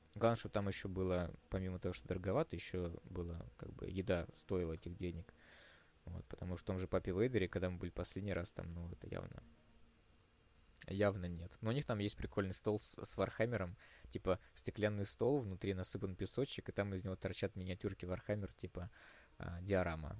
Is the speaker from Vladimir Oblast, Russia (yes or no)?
no; Moscow, Russia; мы из Москвы